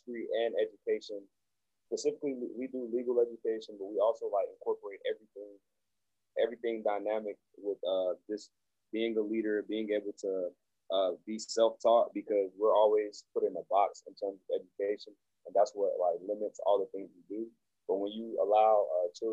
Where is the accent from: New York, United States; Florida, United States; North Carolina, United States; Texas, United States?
North Carolina, United States; Greensboro; also born or lived in Togo; I'm originally from Togo, West Africa, but I grew up in Greensboro, North Carolina